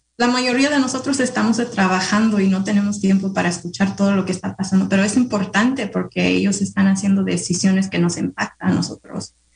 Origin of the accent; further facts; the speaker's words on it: Ukiah, California, United States; Nací aquí en Yucaya